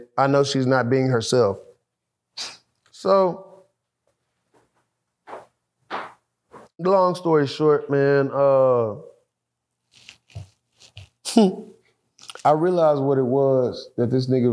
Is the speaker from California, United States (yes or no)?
no; Dallas, Texas, United States; I come from Oak Cliff